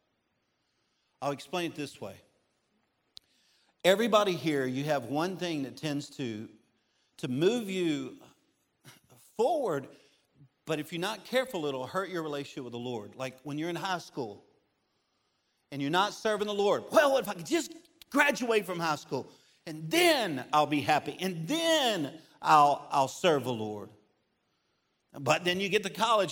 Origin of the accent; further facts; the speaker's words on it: Baton Rouge, Louisiana, United States; moved away; Baton Rouge, which is where I'm from